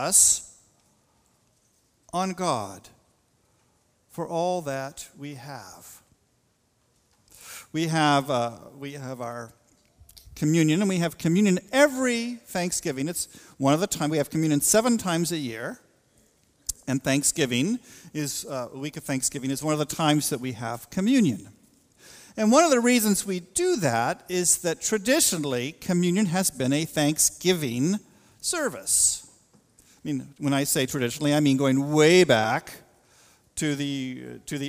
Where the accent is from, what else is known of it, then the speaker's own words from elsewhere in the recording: the West, United States; moved away; I grew up in a part of the world, boy, there was this spirit of independence, this kind of rugged individualism in the West.